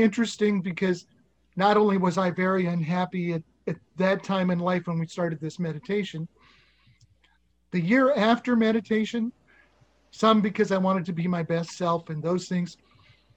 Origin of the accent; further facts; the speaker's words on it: Nebraska, United States; I was from Nebraska